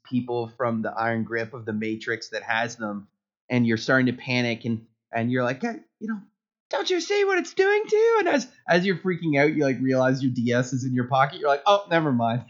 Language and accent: English; Canada; I am Canadian